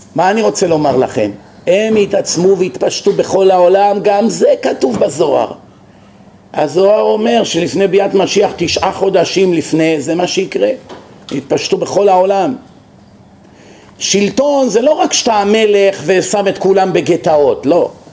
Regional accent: Israel; כשאנחנו גדלנו במח... במדינה הזאת

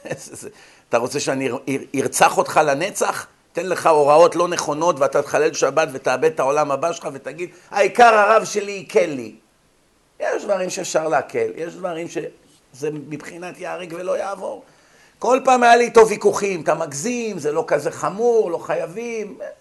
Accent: Israel; כשאנחנו גדלנו כאן בבתי ספר בארץ, בילדותנו

